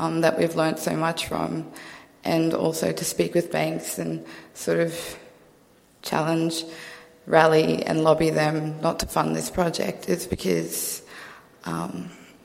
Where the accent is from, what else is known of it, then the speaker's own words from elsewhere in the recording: Central Queensland, Australia; moved away as an adult; I'm from Central Queensland. My whole life I've been raised on country, and it's only now that I'm at university that I live in the city